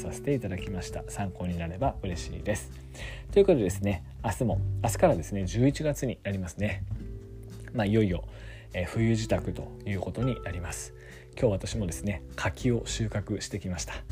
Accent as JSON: {"language": "Japanese", "region": "Yamagata", "country": "Japan", "tie": "born or raised there", "also_born_or_lived": "Sendai", "said": "山形県、我が地元山形県"}